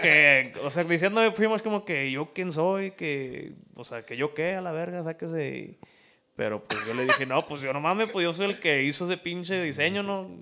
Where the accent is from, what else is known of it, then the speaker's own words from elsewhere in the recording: Chicago, Illinois, United States; pues soy de Chicago